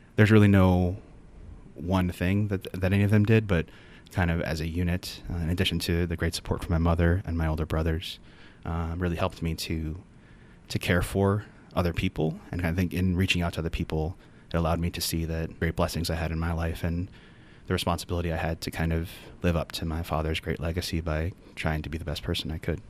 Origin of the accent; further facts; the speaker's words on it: Cleveland, Ohio, United States; moved away as an adult; also born or lived in Richmond, Virginia; now in Notre Dame, United States; I'm from Cleveland, Ohio. That's where I grew up.